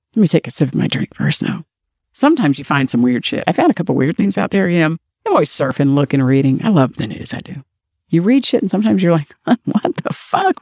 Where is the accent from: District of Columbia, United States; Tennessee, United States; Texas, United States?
District of Columbia, United States; Washington; My hometown, D C, where I was born and raised